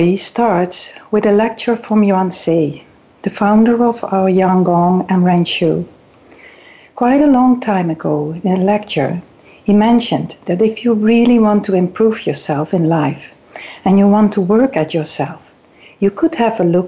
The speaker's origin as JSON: {"language": "English", "country": "Netherlands", "also_born_or_lived": "South Island, New Zealand / Governor's Bay, New Zealand", "second_language": "English", "moved": "as an adult", "lives_now": "New Zealand", "said": "You can hear that I'm coming maybe from the Netherlands"}